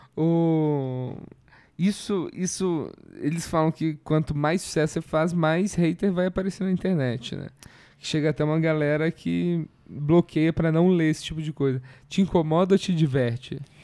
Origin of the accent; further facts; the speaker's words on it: Curitiba, Paraná, Brazil; eu sou de Curitiba